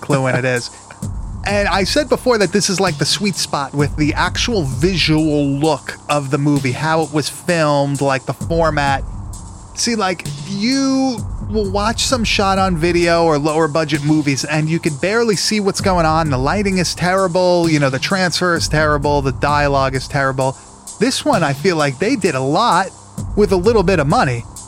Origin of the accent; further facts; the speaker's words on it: Long Island, New York, United States; accent: Long Island; my Long Island accent